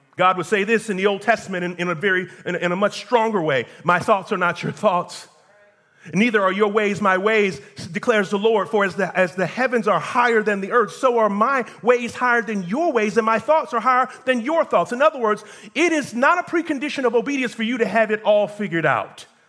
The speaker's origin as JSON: {"language": "English", "country": "United States", "said": "I am an American just like you"}